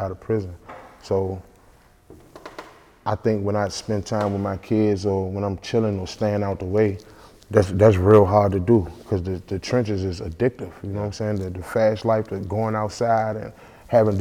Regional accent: Washington, District of Columbia, United States; I'm from the Northeast section of DC

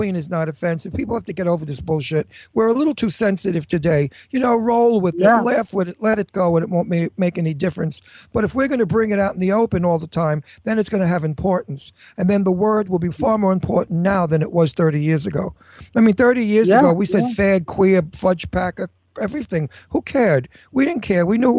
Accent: Genoa, Liguria, Italy; No, we're from Genoa, the north of Italy, so we have a lot of French and Austrian in our blood because we're on the border of those three countries.

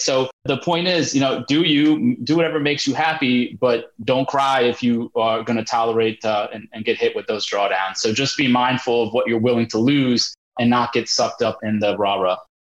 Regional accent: India; I'm Indian

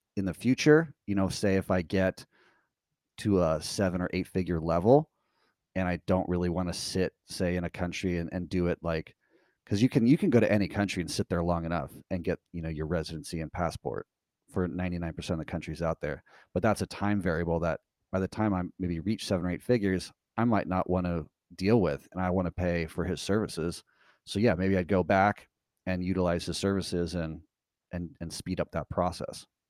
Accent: United States; as an American citizen

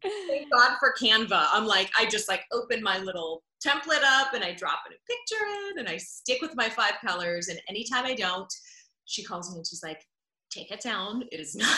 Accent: Pittsburgh, Pennsylvania, United States; moved away as an adult; now in Orlando, United States; I was at KDKA TV, the CBS affiliate in Pittsburgh, which is my hometown

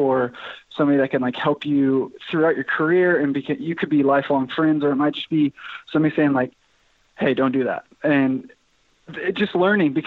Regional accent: Amarillo, Texas, United States; Amarillo, which is my hometown

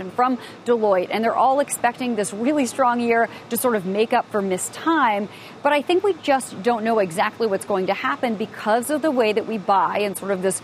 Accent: Midwest, United States; I'm from the Midwest

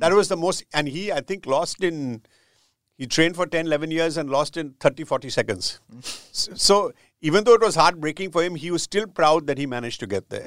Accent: India; growing up in India

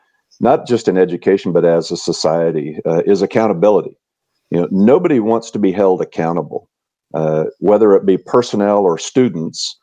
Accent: Tucumcari, New Mexico, United States; also born or lived in Charleston, South Carolina; So I grew up in New Mexico. I grew up a block off of Route 66. My dad owned a mobile gas station on Route 66 in Tucumcari, New Mexico.

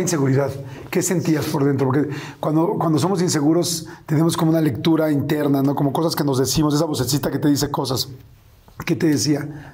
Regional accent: Mexico City, Mexico; yo crecí en la Ciudad de México

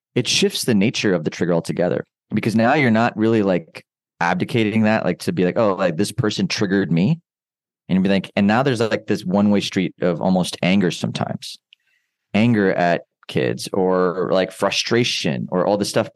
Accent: United States; I grew up in, in the States

